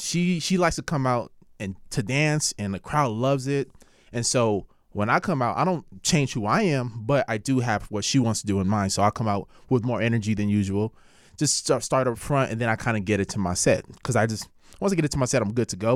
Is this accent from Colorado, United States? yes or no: no; Carson, California, United States; also born or lived in South Central, Los Angeles / Lynwood, California; I was born in South Central, but I was raised in, like, Carson and Linwood